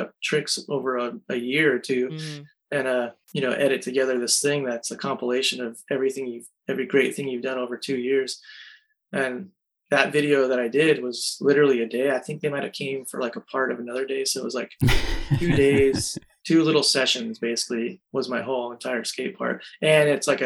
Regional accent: California, United States; I was born in California

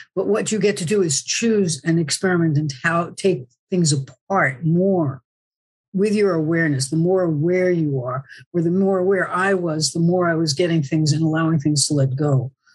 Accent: New Jersey, United States; moved away as an adult; also born or lived in Bronx, New York / Woodstock / San Francisco; now in Southern California, United States; I was born in the Bronx, New York, and I grew up in New Jersey

